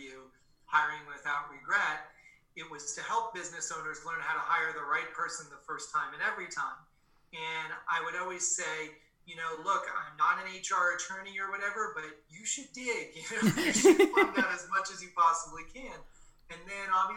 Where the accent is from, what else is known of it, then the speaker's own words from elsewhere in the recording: Boston, Massachusetts, United States; I was born in Boston, Massachusetts, a couple blocks from Fenway Park.